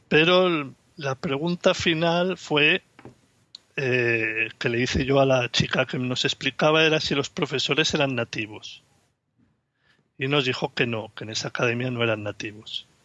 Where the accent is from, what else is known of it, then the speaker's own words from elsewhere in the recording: Barcelona, Catalonia, Spain; soy de Barcelona y tengo una niña de cuatro años y medio.